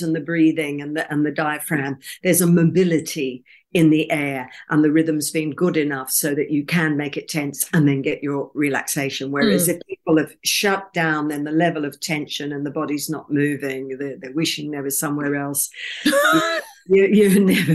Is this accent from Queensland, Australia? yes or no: yes; Brisbane, Queensland, Australia; my hometown of Brisbane, Australia.